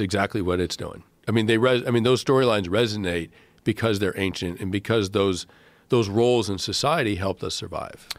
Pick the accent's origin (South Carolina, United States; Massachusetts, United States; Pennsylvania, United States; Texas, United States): Massachusetts, United States; I grew up in Massachusetts